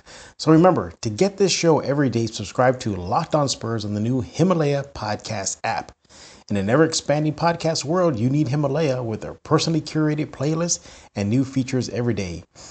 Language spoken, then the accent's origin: English; San Antonio, Texas, United States; Look, I'm born and raised in San Antonio as well.